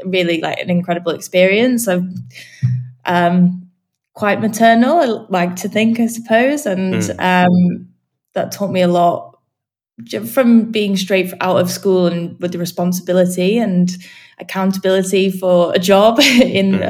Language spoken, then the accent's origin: English; Manchester, North West England, United Kingdom; moved away as an adult; now in London, United Kingdom; I'm from Manchester. Up north.